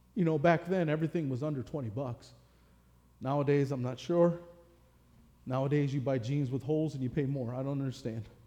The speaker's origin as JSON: {"language": "English", "region": "Michigan", "country": "United States", "tie": "born or raised there", "said": "growing up in Michigan, you know, that's football country"}